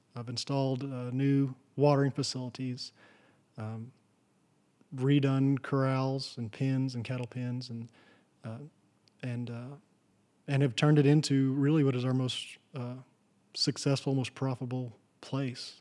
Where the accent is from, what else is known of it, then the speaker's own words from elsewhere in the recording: Texas, United States; where I grew up in Kittiquay, Texas